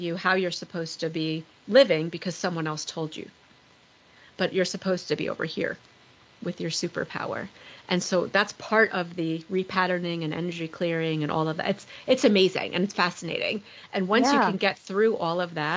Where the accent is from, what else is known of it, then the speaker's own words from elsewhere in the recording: Long Island, New York, United States; moved away; I'm originally from Long Island, New York.